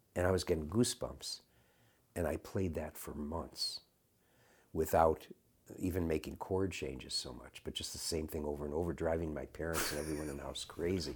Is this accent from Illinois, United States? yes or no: yes; Chicago, Illinois, United States; also born or lived in San Francisco; when I was growing up in Chicago